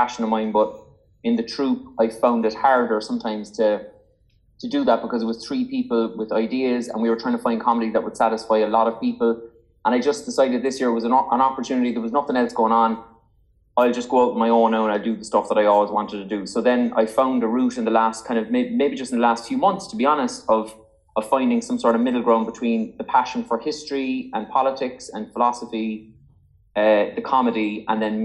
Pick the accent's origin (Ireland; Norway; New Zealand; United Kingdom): Ireland; Cork, Munster; I'm from Cork